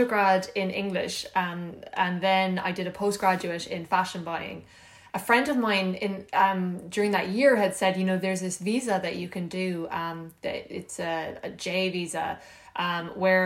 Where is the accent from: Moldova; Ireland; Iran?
Ireland; moved away as an adult; also born or lived in New York; I was from Ireland